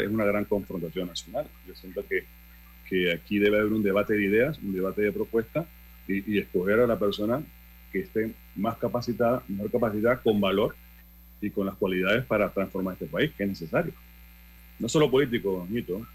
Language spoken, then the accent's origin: Spanish; Panama; nosotros como panameños